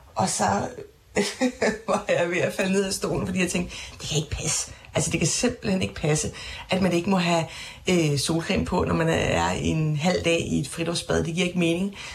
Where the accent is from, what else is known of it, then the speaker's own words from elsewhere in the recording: Funen, Southern Denmark, Denmark; now in Copenhagen, Denmark; Det friluftsbade, der var i min barndomsby, det friluftsbad, min far bader i øh, flere gange om ugen med børnebørn øh, på Fyn